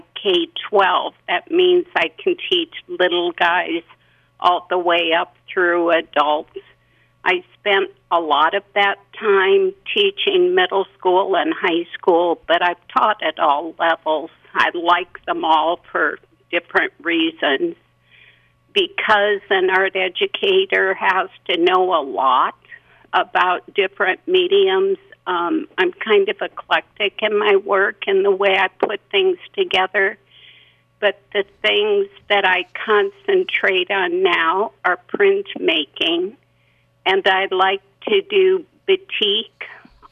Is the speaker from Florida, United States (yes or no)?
no; Iowa, United States; moved away as an adult; also born or lived in Ohio; now in Elk River, United States; Well, I grew up in Iowa, but my last 20 years were teaching in Ohio when I followed my husband's career.